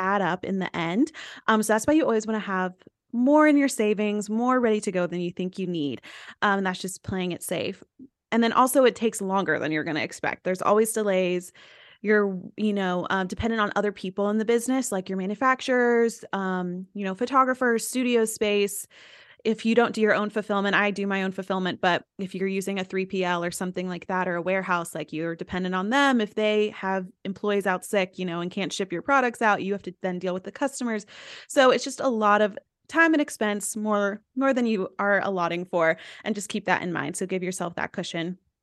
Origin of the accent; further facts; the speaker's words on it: East Tennessee, United States; I went to a small school, I'm from East Tennessee, so YouTube was not a thing